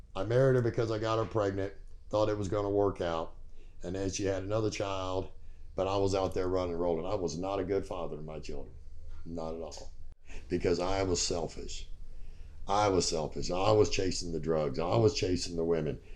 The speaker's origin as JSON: {"language": "English", "region": "Virginia", "country": "United States", "tie": "born or raised there", "also_born_or_lived": "San Jose, California", "said": "We went back to Virginia because that's where I was born"}